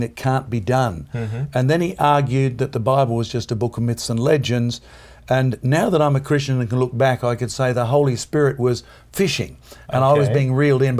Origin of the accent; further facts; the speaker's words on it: East Coast of Australia, about 600 miles north of Sydney, Queensland, Australia; I'm about 600 miles north of Sydney